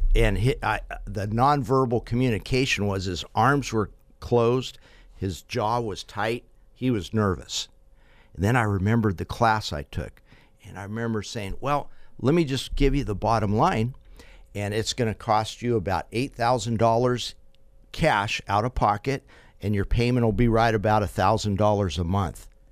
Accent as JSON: {"language": "English", "town": "Fresno", "region": "California", "country": "United States", "said": "I'm from Fresno"}